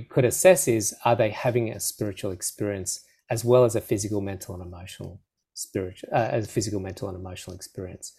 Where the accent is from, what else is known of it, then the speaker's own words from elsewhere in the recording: Australia; I'd speak too quickly as an Aussie